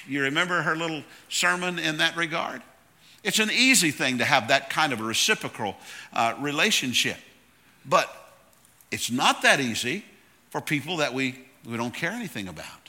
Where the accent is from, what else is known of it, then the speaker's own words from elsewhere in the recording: Tallahassee, Florida, United States; I'm from Tallahassee, Florida.